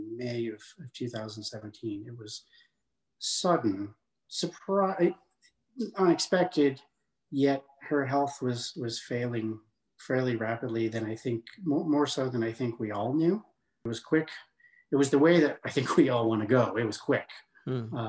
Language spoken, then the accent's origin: English; Denver, Colorado, United States; also born or lived in Louisville, Colorado; I grew up in near Denver, Colorado